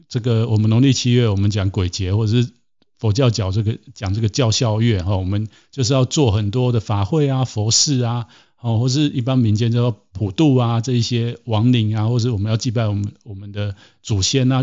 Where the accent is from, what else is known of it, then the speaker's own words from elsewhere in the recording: Taiwan; 像我自己在台湾出生，在台湾长大